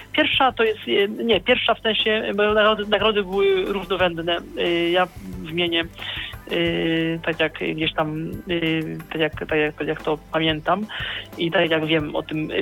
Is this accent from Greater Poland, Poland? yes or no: yes; Poznań, Greater Poland, Poland; jestem z Poznania